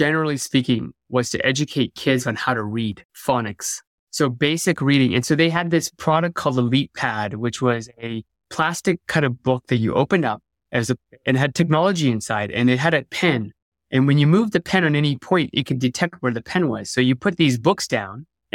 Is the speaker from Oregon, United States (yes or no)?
no; Bay Area, California, United States; growing up in the Bay Area